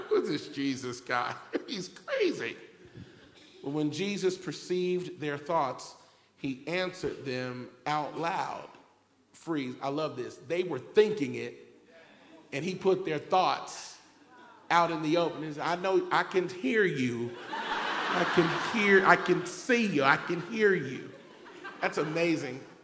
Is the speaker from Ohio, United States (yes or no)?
yes; Cincinnati, Ohio, United States; the God who created me and birthed me in Cincinnati, Ohio in 1973